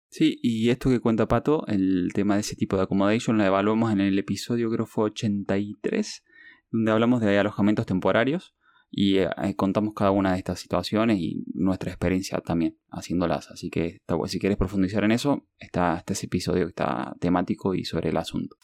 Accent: Lima, Peru; moved away; cuando nos criamos ahí por, por Lima

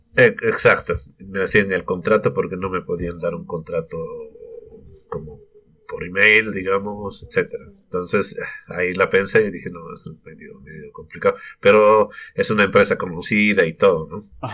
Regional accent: Sucre, Chuquisaca, Bolivia; moved away as an adult; now in New Zealand; yo soy de Bolivia, de la capital, que es Sucre. De allá somos con mi familia. Mm, hemos estado viviendo allá siempre.

